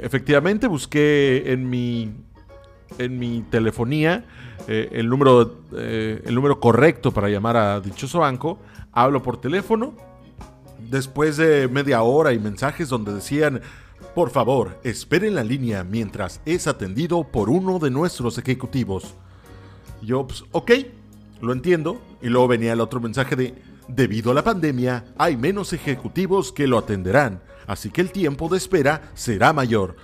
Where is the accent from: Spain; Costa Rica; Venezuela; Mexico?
Mexico; Así somos los mexicanos